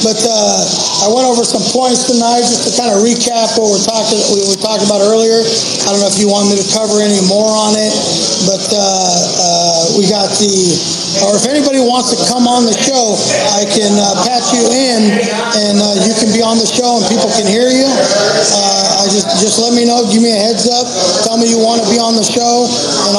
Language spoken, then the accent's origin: English; United States; I'm just an American